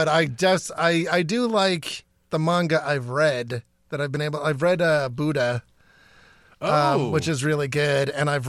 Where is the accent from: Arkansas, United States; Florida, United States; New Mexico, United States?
New Mexico, United States; Albuquerque; also born or lived in New York; Yes, I was born in New York. I was raised in Albuquerque, but I was born in New York, and so I always considered myself a New Yorker.